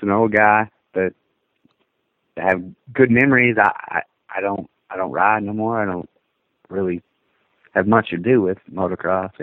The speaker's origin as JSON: {"language": "English", "country": "Canada", "said": "being a Canadian"}